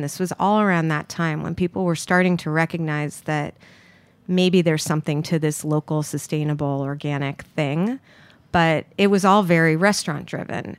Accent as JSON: {"language": "English", "town": "New York City", "region": "New York", "country": "United States", "tie": "born or raised there", "said": "I grew up here in Manhattan"}